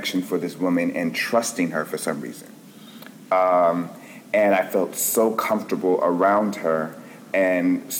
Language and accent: English; Los Angeles, California, United States; I'm originally from Los Angeles, California